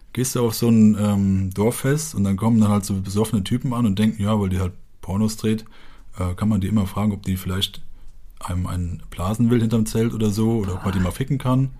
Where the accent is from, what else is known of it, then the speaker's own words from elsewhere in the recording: Westerwald, Rhineland-Palatinate, Germany; ich komme halt aus dem Dorf im Westerwald und in dem Dorf leben so 600 bis 800 Leute